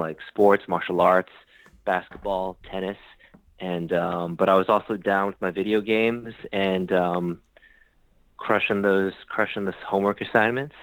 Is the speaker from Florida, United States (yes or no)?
no; Long Island, New York, United States; moved away as an adult; also born or lived in Philadelphia / Los Angeles; I'm from Long Island, New York. Small suburb